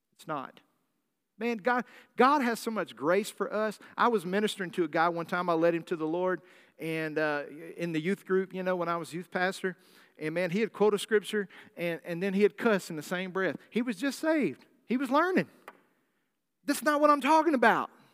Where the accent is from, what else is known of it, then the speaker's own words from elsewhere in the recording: Arkansas, United States; accent: Southern drawl; also born or lived in California; I'm a native Californian, although I speak with a Southern draw accent 'cause I was raised in Arkansas from the time I was five.